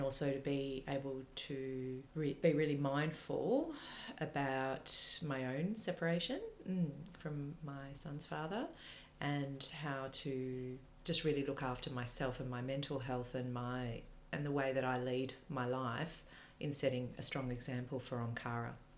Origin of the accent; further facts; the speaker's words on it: Melbourne, Victoria, Australia; moved away as an adult; also born or lived in East Malvern; we were raised in Ashburton, and then we moved to East Malvern